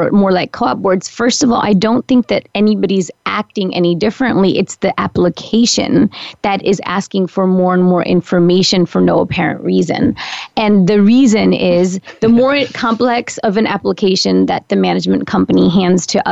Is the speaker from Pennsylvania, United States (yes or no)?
yes; Pennsylvania, United States; now in New York City, United States; I grew up in Pennsylvania, so, you know, we couldn't even have beer or wine in our stores